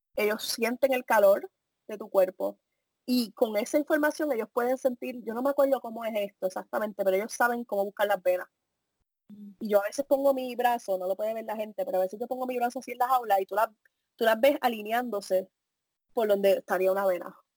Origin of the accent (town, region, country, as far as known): Puerto Rico; moved away